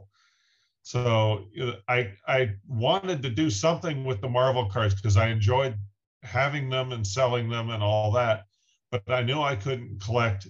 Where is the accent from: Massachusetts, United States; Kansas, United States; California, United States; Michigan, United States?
Kansas, United States; Wichita; I grew up in Wichita, Kansas, pretty much smack dab in the center of the U.S.